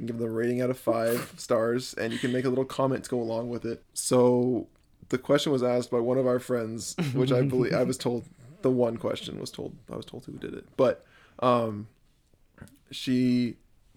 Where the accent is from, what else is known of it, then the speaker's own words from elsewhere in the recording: Edmonton, Alberta, Canada; now in Phoenix, United States; I was born in Phoenix, and then I spent 10 years up in Edmonton, Alberta, up in Canada